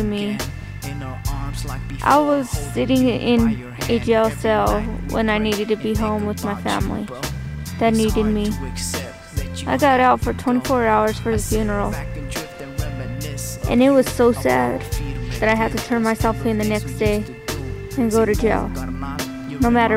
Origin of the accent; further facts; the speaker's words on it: Alamogordo, New Mexico, United States; I'm 17 years old and I'm from Alamogordo, New Mexico.